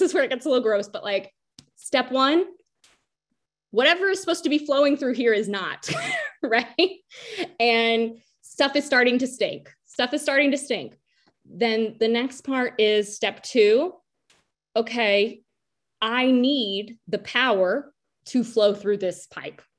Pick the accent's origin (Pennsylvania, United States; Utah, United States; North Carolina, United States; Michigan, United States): North Carolina, United States; we're from North Carolina.